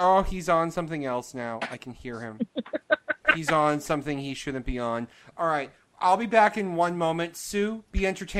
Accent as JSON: {"language": "English", "town": "Boston", "region": "Massachusetts", "country": "United States", "said": "I'm from Boston"}